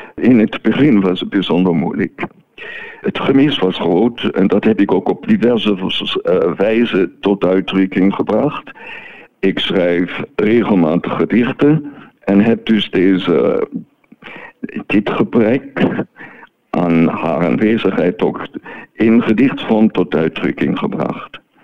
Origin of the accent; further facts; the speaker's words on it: Neuhausen am Rheinfall, Schaffhausen, Switzerland; moved away as an adult; also born or lived in Martinique / Belgium / Germany; now in France; ik ben geboren en getogen in Neuhausen am Rijnveld, dus op de Rijn.